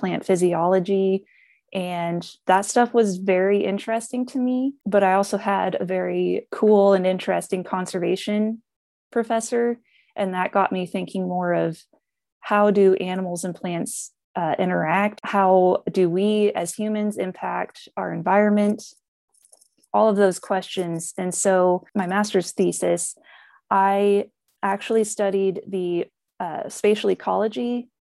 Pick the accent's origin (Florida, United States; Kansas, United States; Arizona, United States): Kansas, United States; Norton County, Northwest; I grew up in Northwest Kansas in Norton County.